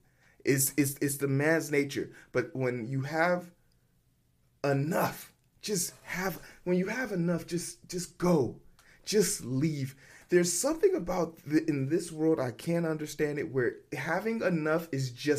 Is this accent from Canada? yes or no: no; Nigeria; I'm Nigerian